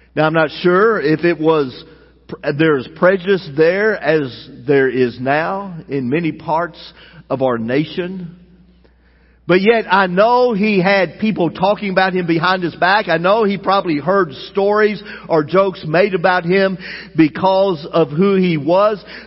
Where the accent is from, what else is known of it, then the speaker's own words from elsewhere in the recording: United States; as American citizens